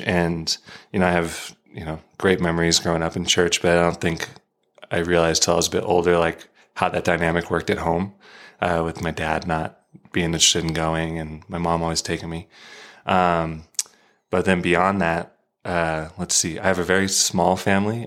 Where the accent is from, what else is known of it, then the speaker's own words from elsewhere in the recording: Arizona, United States; moved away; from Arizona